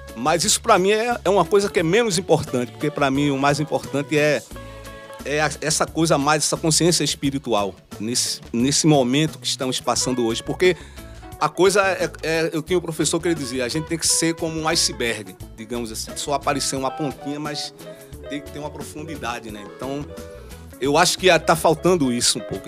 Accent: Recife, Pernambuco, Brazil; Eu saí da mostardinha, fui pro mundo

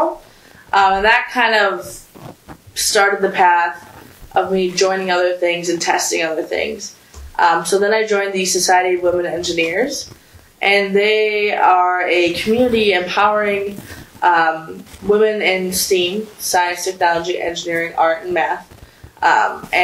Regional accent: South Milwaukee, Wisconsin, United States; moved away; also born or lived in Iran; I'm from South Milwaukee, Wisconsin. It's a nice little town

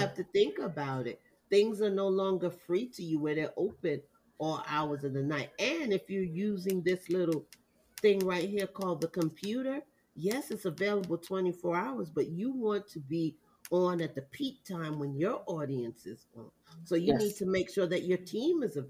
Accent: Jamaica; I'm Jamaican

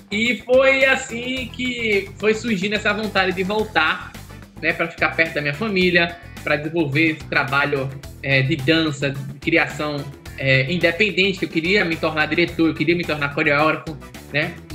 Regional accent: Recife, Pernambuco, Brazil; quando eu voltei para Recife, eu voltei tão feliz de estar voltando para minha terra, voltei tão feliz de estar voltando perto da minha família, minha avó, meus tios, minha

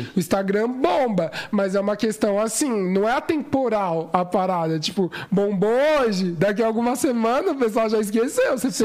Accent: São Paulo, Brazil; eu sou local de São Paulo, capital, uhum. ali Zona Sul, Brooklyn

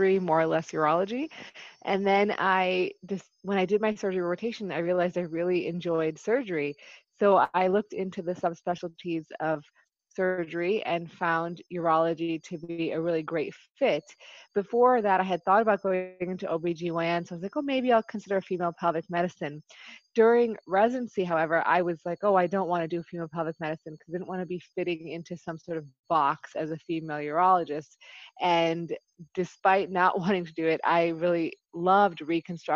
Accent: Buffalo, New York, United States; moved away as an adult; also born or lived in Chicago / Dallas; now in Maryland, United States; I initially am born and raised in Buffalo, New York

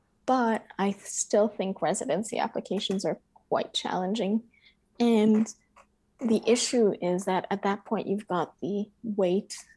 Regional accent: United States; moved away; as an American studying abroad

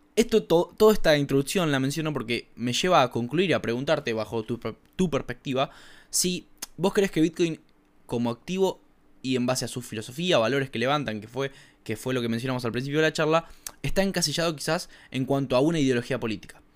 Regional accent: Argentina; a mí como un argentino que reside en Argentina

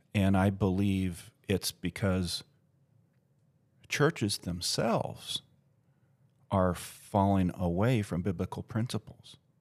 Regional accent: United States; my identity as American

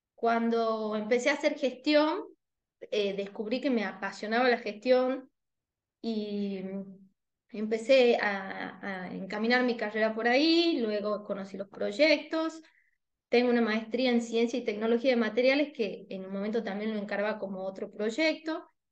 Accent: Tucumán, Argentina; como buena tucumana, me comí la S de jueves

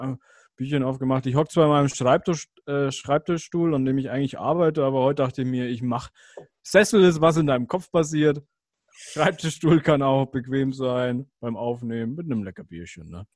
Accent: Germany

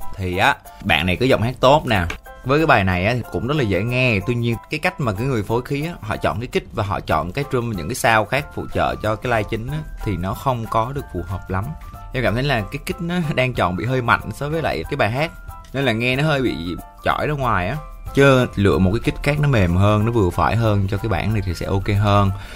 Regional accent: Vietnam; accent: mountain-region (rural) accent; cái giọng em là cái giọng miền núi

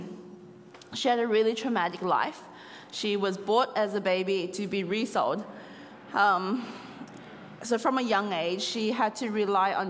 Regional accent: Australia; moved away as an adult; now in Cambodia; as a descendant of Chinese and Vietnamese, but born in Australia

